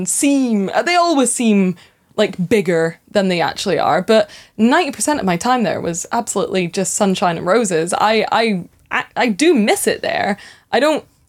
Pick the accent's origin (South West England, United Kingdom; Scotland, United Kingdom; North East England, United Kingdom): Scotland, United Kingdom; Edinburgh; also born or lived in Aberdeen; I am from Edinburgh Ways. I went to uni in Aberdeen. I've been all over Scotland